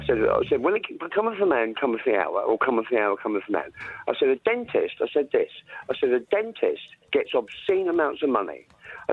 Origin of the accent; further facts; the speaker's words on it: United Kingdom; I was 16, I come from the South